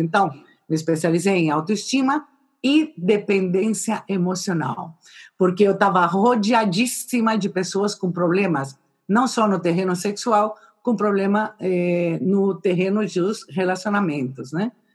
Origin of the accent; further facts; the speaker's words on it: São Paulo, Brazil; also born or lived in Madrid, Spain / Valladolid, Spain; now in Gijón, Spain; eu nasci em São Paulo